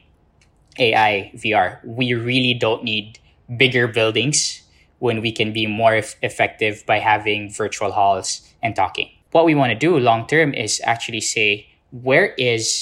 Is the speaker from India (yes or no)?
no; Philippines; I come from the Philippines, born and raised in the Philippines